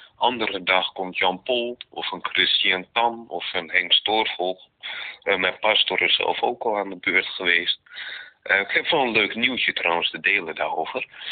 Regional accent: Netherlands; also born or lived in Romania; Ik ben namelijk geadopteerd, ik kom uit Roemenië. Eh, vanuit het jaar 88, geadopteerd toen ik dus twee jaar jong was. kwam ik in Nederland

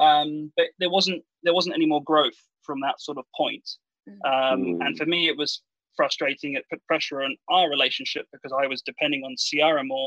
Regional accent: England, United Kingdom; moved away; I'm English

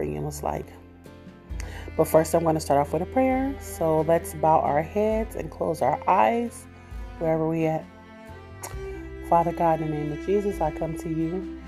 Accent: Los Angeles, California, United States; born or raised there; also born or lived in Kansas City, Missouri

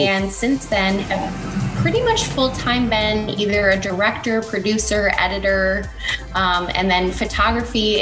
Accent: Michigan, United States; accent: Michigan; moved away as an adult; now in Los Angeles, United States; I'm from Michigan, so Michigan is a state that has a very thick accent, so I even pronounce my own name wrong just based on where I'm from

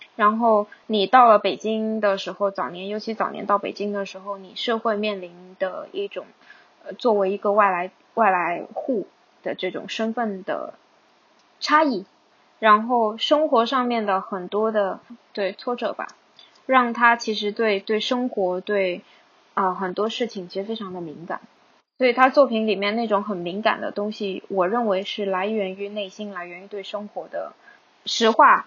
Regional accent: Hong Kong; 我是在香港长大的

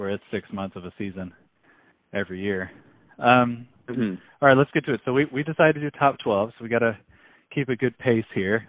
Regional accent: United States; I'm a, obviously a proud American

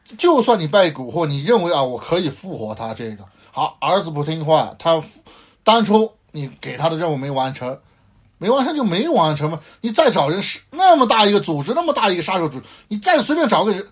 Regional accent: China; 我们中国人

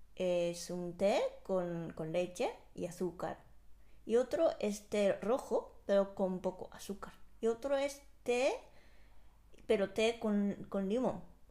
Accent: Japan; moved away; salí de Japón

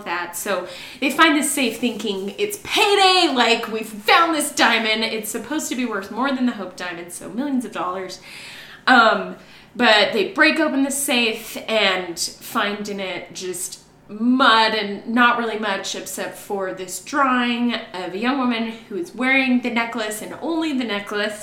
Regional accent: Las Vegas, Nevada, United States; I'm from Vegas

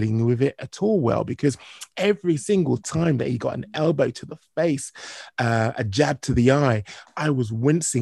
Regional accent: United Kingdom; as a Brit

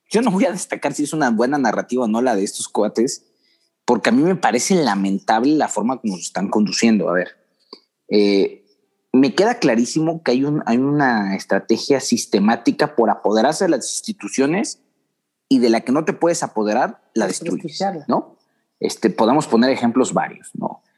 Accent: Mexico; como mexicanos

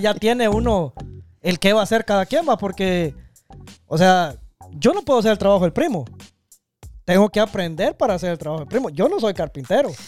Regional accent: Guatemala; nosotros somos chapines

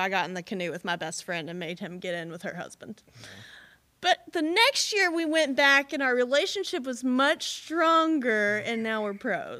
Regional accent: Owensboro, Kentucky, United States; accent: Kentucky; And then I grew up in Owensboro, which is really only like half an hour away from Henderson.

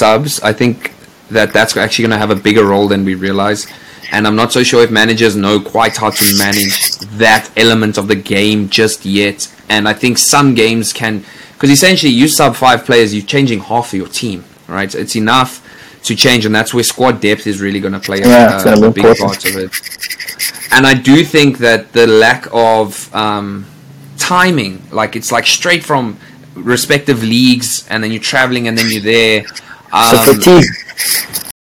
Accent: South Africa; we are all South African

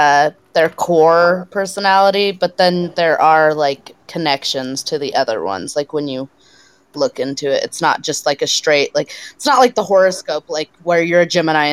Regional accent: United States; I'm American

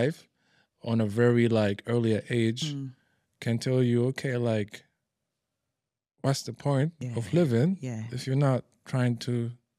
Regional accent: Libya; also born or lived in Morocco / Italy; now in Dubai, United Arab Emirates; Born and raised in Libya.

